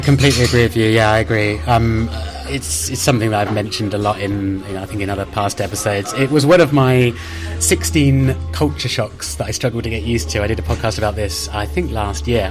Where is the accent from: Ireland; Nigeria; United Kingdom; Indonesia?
United Kingdom; now in Madrid, Spain; I'm British and we're used to it being pretty spicy